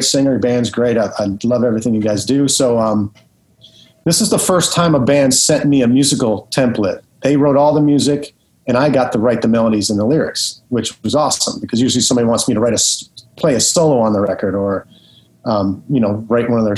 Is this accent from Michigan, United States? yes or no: yes; Detroit, Michigan, United States; back in Detroit, it was there was a lot of metal going on back then